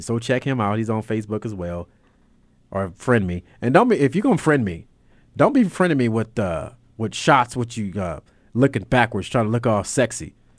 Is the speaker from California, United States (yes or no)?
yes; Los Angeles, California, United States; I'm from California.